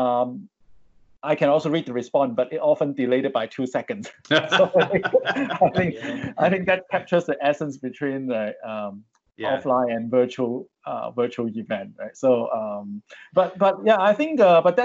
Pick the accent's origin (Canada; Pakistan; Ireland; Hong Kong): Hong Kong; moved away as an adult; now in Singapore; I grew up in Hong Kong, but I migrated to Singapore many years ago, more than 10 years